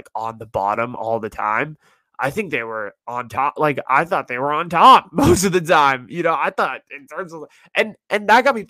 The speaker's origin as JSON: {"language": "English", "area": "Silicon Valley", "region": "California", "country": "United States", "tie": "born or raised there", "said": "I grew up in the Silicon Valley."}